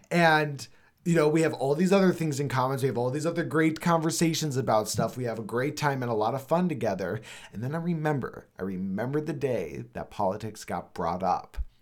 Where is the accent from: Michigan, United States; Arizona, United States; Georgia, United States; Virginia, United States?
Arizona, United States; also born or lived in Los Angeles; I grew up here in Arizona